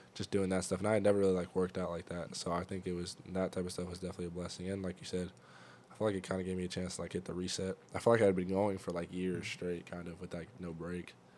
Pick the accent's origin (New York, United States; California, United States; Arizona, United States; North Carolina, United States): California, United States; Fresno; also born or lived in Nebraska; I'm from Fresno, California.